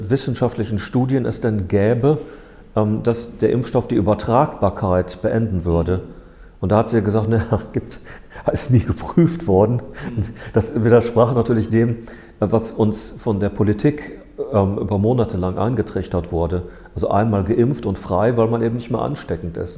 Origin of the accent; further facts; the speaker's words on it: Ruhr area, North Rhine-Westphalia, Germany; ich komme aus dem Ruhrgebiet